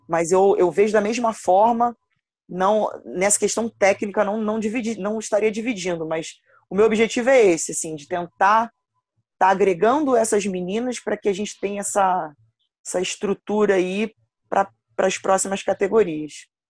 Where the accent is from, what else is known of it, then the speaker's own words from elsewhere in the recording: Rio de Janeiro, Brazil; eu sou de Campo Grande, da, do Rio de Janeiro, Zona Oeste, e participei de um projeto aqui no perto da minha casa